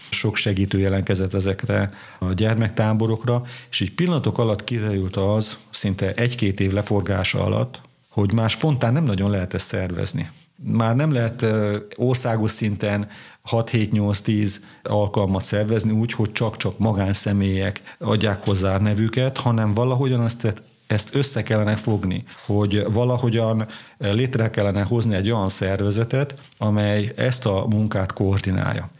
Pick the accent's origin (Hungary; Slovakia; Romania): Slovakia; Kisgéres, Košice Region; also born or lived in Királyhelmec; Bodrog közé születésű vagyok, Kisgéresben nőttem föl